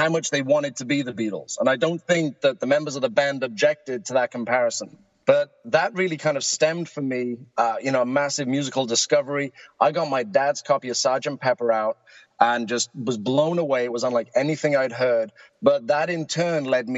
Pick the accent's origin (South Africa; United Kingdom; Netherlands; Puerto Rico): United Kingdom; now in Egg Harbor, United States; my voice gives it away that I'm not originally from South Jersey. I'm originally from the UK